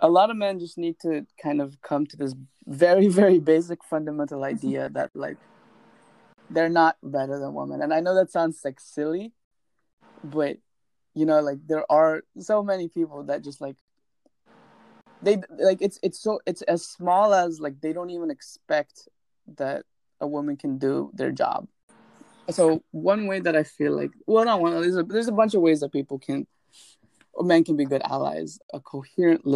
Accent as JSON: {"language": "English", "country": "India", "moved": "yes", "said": "because I'm from India"}